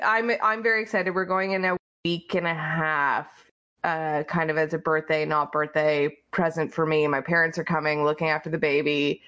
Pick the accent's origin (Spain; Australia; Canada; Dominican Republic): Canada; Toronto, Ontario; I am from Toronto, which is obviously the center of the universe.